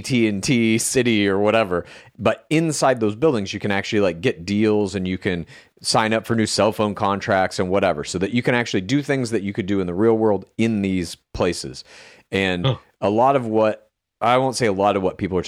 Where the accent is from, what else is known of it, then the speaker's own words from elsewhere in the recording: outside Dallas, Texas, United States; moved away; I'm from Texas originally